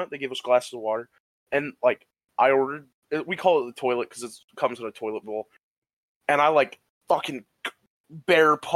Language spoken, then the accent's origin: English; Michigan, United States; also born or lived in Ohio; I grew up in the Midwest, in the great state of Michigan, and Ohio.